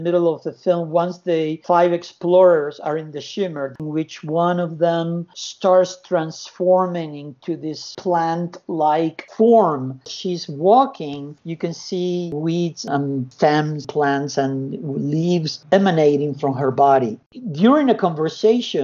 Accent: Argentina; moved away; also born or lived in United States / California; I was born in Argentina, went to the U.S. in 82, I moved to California in 89

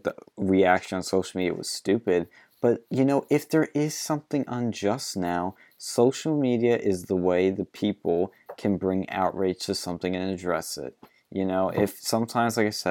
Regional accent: Philadelphia, Pennsylvania, United States; I'm from Philly

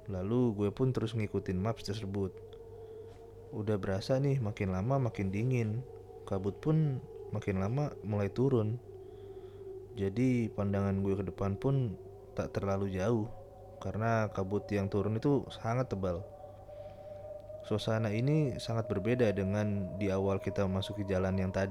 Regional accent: East Java, Indonesia; Walaupun sebenarnya gue berasal dari Jawa Timur juga.

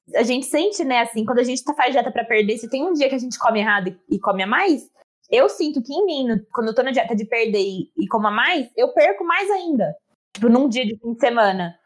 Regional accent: Campinas region, São Paulo, Brazil

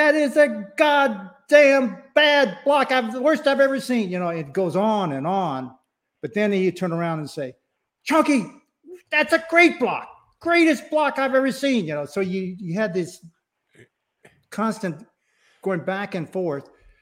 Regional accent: Texas, United States; moved away; also born or lived in Hawaii; As a Hawaiian kid growing up in Texas

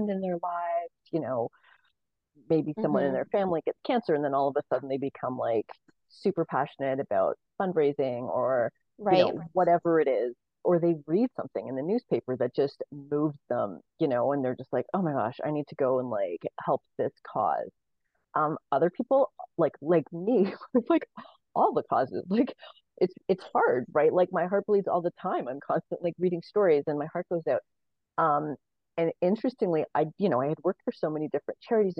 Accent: Canada; I was born in Canada into a ton of general privilege

